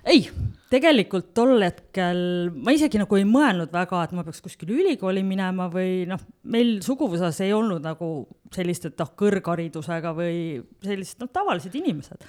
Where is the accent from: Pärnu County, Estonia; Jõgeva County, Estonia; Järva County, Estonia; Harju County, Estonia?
Harju County, Estonia; Tallinn; moved away as an adult; also born or lived in Tartu / Finland; now in Otepää, Estonia; sündisin Tallinnas ehk siis tegelikult läbi ja lõhki pealinna tüdruk ja koolis käinud Tallinnas